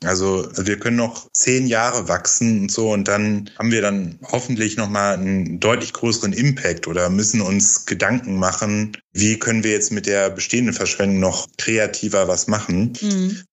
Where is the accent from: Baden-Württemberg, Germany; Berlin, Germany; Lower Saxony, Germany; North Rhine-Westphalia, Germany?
North Rhine-Westphalia, Germany; moved away; ich komme aus Ostwestfalen ursprünglich